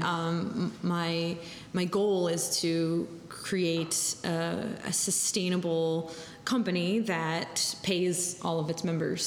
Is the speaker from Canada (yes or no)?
no; New Jersey, United States; moved away; I'm from New Jersey